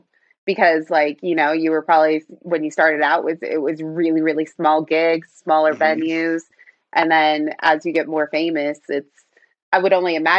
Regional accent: Phoenix, Arizona, United States; I'm from Phoenix and Bill's from Phoenix. So Phoenix, Arizona.

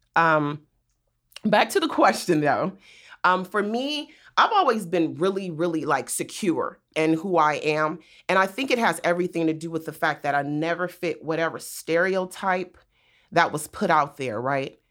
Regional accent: Compton, California, United States; also born or lived in Inglewood, California; I grew up in Compton

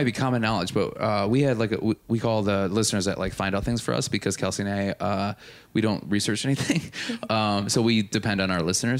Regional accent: Milwaukee, Wisconsin, United States; I'm from Milwaukee as well.

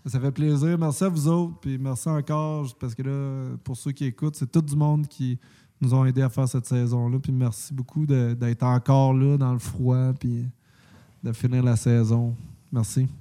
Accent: Quebec, Canada; je suis québécois

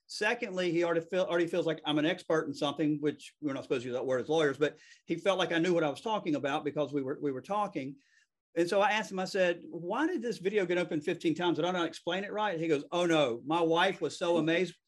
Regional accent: the South, United States; accent: Southern; I'm, I'm from the South. I mean, I, I, know it's hard to believe that this is a Southern accent, but it's a Southern accent.

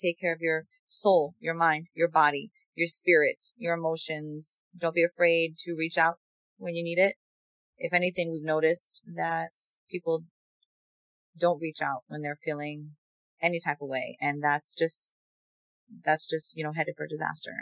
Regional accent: New York, United States; growing up in New York

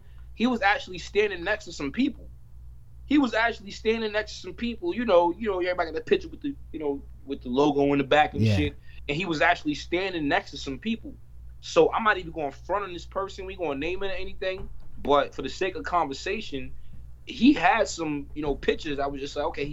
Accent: New York City, New York, United States; I was born in Harlem Hospital, born and raised here. I've been in Harlem my whole life

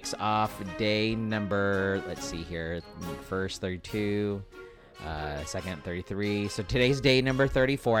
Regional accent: California, United States

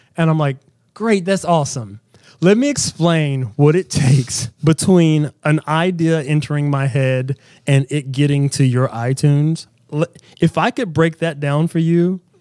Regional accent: Southern West Virginia, United States; I am from Southern West Virginia, um, insanely religious background, in church six days a week

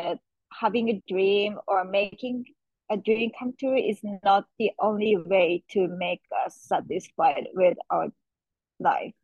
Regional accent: Japan; moved away; I'm born and raised in Japan

